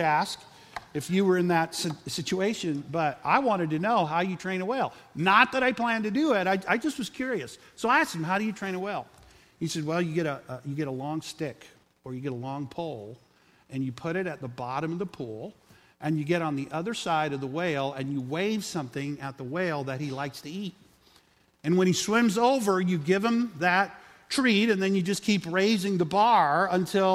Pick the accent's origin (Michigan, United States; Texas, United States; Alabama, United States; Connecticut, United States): Texas, United States; South; I grew up in South Texas